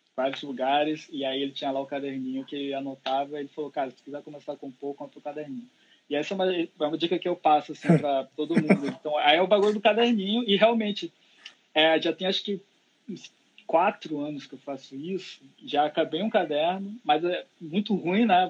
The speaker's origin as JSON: {"language": "Portuguese", "region": "interior of Pará", "country": "Brazil", "tie": "born or raised there", "moved": "yes", "lives_now": "Rio de Janeiro, Brazil", "said": "lá na minha cidade que eu fui criado, lá, lá no interior do Pará"}